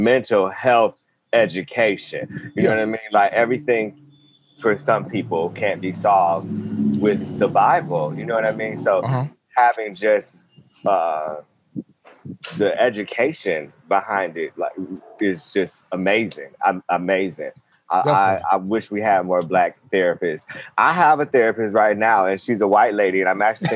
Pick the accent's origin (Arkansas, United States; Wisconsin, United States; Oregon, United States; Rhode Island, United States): Wisconsin, United States; now in Hawaii, United States; I grew up in Wisconsin